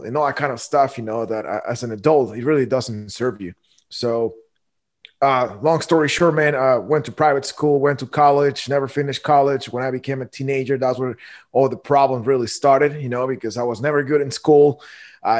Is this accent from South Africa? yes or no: no; Guatemala; moved away as an adult; now in United States; I was born and raised in Guatemala.